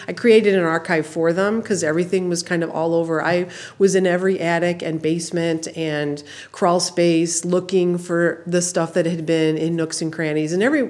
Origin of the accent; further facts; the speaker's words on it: Toledo area, Ohio, United States; moved away as an adult; now in Albion, United States; And I was raised in a really small town, and Dave is from South Dakota and we grew up in the Toledo area, but we're from really small towns.